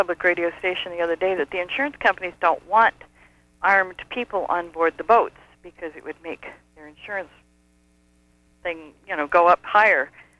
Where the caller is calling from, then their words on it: Somerville, Maine, United States; Halfway between Augusta and Rockland.